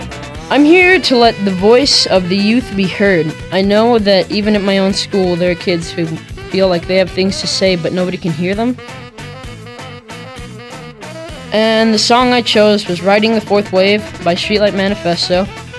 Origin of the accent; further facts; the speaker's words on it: Kansas, United States; also born or lived in Santo Domingo, Dominican Republic; now in Albuquerque, United States; I was born in Kansas, but I lived in the Dominican Republic for the first 3 years of my life.